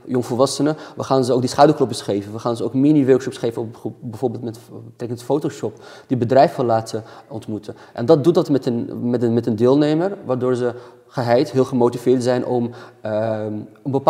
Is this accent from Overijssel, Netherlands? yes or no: no; Amsterdam, North Holland, Netherlands; kom uit het Nieuw-West